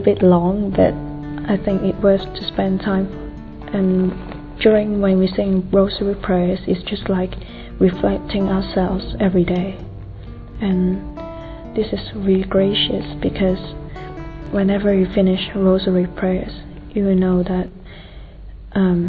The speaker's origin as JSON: {"language": "English", "country": "Hong Kong", "said": "I'm from Hong Kong."}